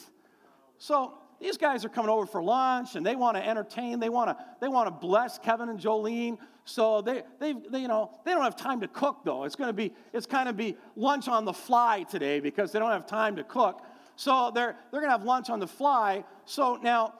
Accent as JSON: {"language": "English", "country": "Canada", "said": "here in Canada"}